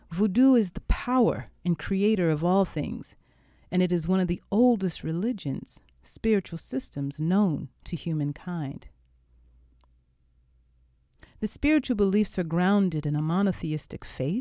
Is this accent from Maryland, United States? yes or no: yes; Laurel, Maryland, United States; Growing up in the Washington, D.C. suburbs of Laurel, Maryland during the 70s was a somewhat insular experience